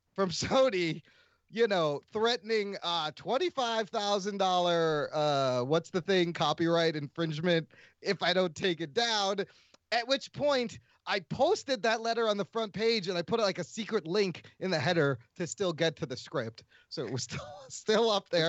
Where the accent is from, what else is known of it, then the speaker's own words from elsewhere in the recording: United States; Just because I'm Pakistani doesn't mean I don't belong here. I was born in goddamn America